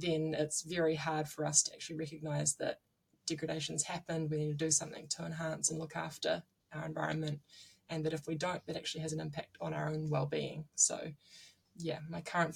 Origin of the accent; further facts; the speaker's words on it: Nelson, New Zealand; now in Auckland, New Zealand; I'm originally from Whakatū in Nelson, the top of the South Island, and I grew up doing a lot of tramping